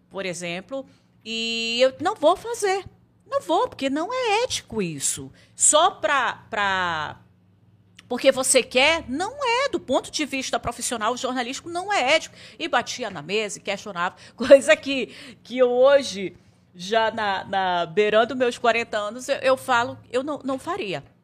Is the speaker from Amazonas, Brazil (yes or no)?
yes; Codajás, Amazonas, Brazil; now in Manaus, Brazil; mas eu vim de Codajás para Manaus, então eu tive que morar sozinha